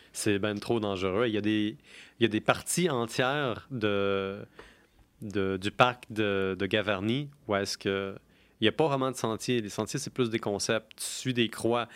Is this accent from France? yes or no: no; Quebec, Canada; je suis québécois